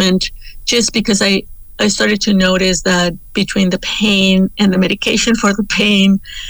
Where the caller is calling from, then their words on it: Toronto, Ontario, Canada; The Mohawk War for the city is Tacaronto, and many of us know it as Toronto